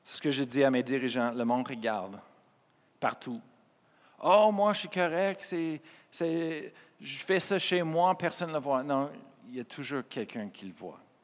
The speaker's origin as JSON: {"language": "French", "region": "Colorado", "country": "United States", "tie": "born or raised there", "second_language": "French", "moved": "as an adult", "lives_now": "Quebec, Canada", "said": "j'étais né au Colorado, aux États-Unis"}